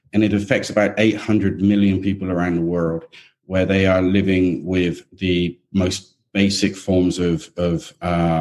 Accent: England, United Kingdom; now in Australia; I grew up in England

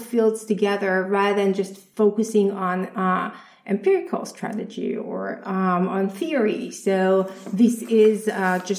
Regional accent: Israel; moved away; I'm originally from Israel

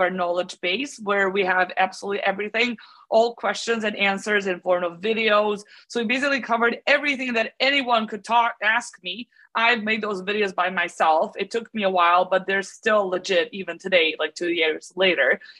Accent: Belgrade, Serbia; So I'm born and raised in Belgrade in Serbia

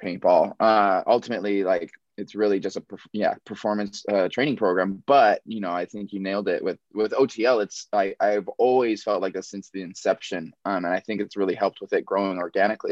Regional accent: Maui, Hawaii, United States; moved away; I was born and raised on Maui.

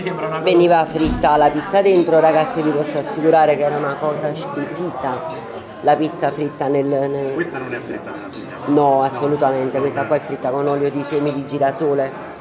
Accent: Naples, Campania, Italy; sono nata e cresciuta qua tra i sacchi di farina

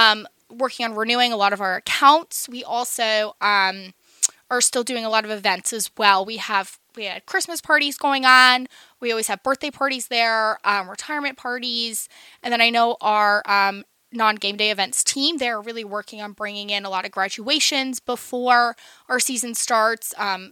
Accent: Central New Jersey, United States; moved away as an adult; also born or lived in Kutztown, Pennsylvania; now in Lancaster, United States; I am from New Jersey originally.

